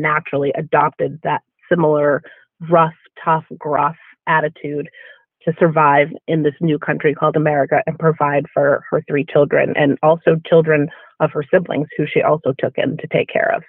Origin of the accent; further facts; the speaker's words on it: Massachusetts, United States; moved away as an adult; I grew up in Massachusetts, lived abroad for quite some time, and I have come back to Massachusetts